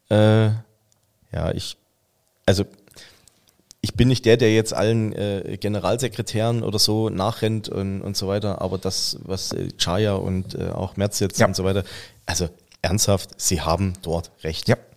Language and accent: German; eastern Germany, Germany; Wir kommen ähm, beide aus dem Osten.